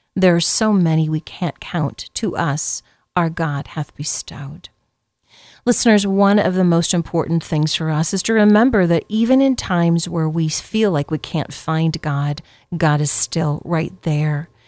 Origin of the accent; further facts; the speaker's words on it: Benson, United States; we're from Benson